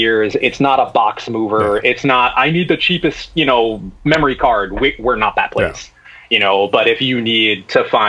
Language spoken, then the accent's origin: English; United States; because I'm American